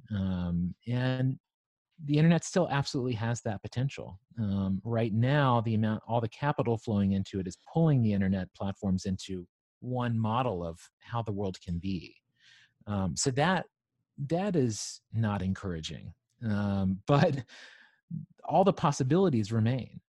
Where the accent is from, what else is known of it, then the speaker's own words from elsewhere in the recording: Southwest Virginia, United States; moved away as an adult; also born or lived in New York City; I grew up in Southwest Virginia on a farm